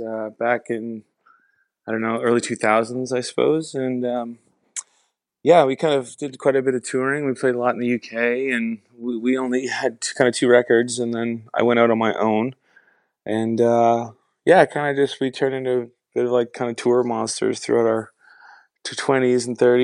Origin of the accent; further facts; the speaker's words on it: Nova Scotia, Canada; now in Toronto, Canada; I'm actually in Toronto right now. I'm from Nova Scotia, but I made the move to Toronto a little while ago.